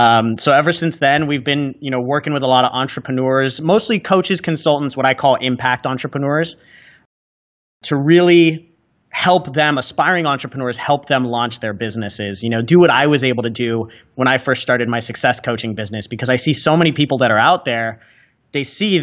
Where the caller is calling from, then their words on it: San Diego, California, United States; So I'm coming to you guys from San Diego, California right now.